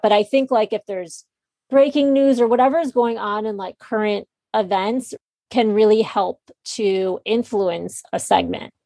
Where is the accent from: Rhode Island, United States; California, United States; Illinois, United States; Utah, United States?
Illinois, United States; Chicago; moved away as an adult; also born or lived in New York City; I'm from Chicago and moved back to Chicago